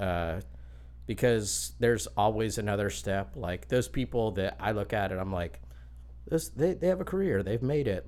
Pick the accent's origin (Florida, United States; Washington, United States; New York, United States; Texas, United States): Florida, United States; Lakeland; I grew up in Lakeland, just down the road